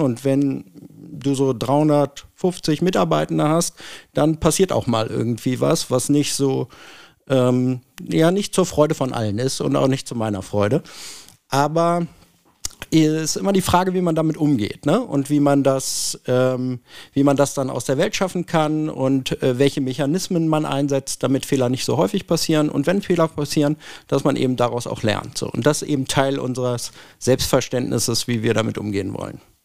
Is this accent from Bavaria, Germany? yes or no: no; Hanover, Lower Saxony, Germany; bin Hannoveraner